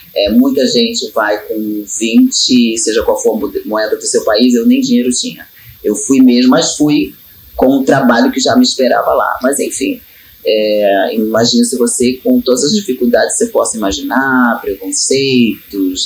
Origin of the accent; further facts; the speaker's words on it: Baixada Fluminense, Rio de Janeiro, Brazil; Eu sou nascida e criada na Baixada Fluminense